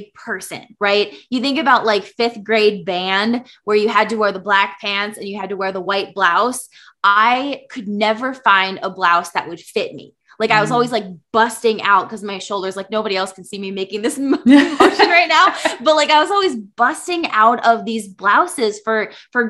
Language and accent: English; Minnesota, United States; now in Iowa, United States; I'm from Minnesota, but currently live in Iowa